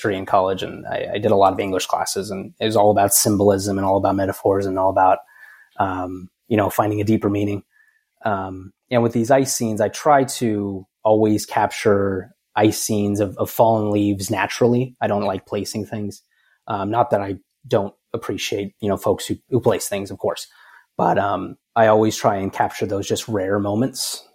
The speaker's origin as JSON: {"language": "English", "town": "Cedar City", "region": "Utah", "country": "United States", "tie": "born or raised there", "also_born_or_lived": "Las Vegas, Nevada / Washington, D.C.", "moved": "as an adult", "said": "my hometown of Cedar City, Utah."}